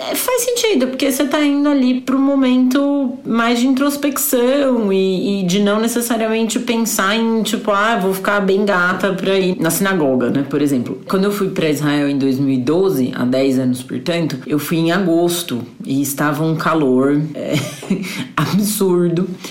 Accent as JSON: {"language": "Portuguese", "country": "Brazil", "moved": "yes", "said": "eu sou brasileira"}